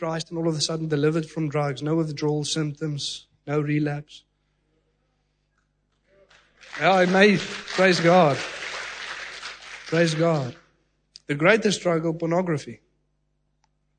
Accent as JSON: {"language": "English", "town": "Secunda", "region": "Mpumalanga", "country": "South Africa", "tie": "born or raised there", "said": "From a young age, you know, living in Secunda, even in primary school"}